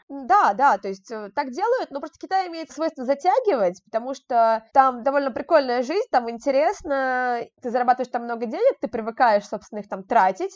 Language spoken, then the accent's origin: Russian; Moscow, Russia; сама я из Москвы